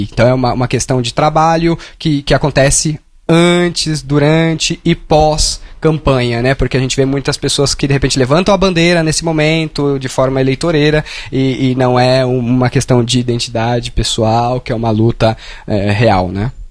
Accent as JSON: {"language": "Portuguese", "region": "São Paulo", "country": "Brazil", "tie": "born or raised there", "said": "Eu sou o professor …, tenho 33 anos, sou nascido e criado na Zona Leste de São Paulo"}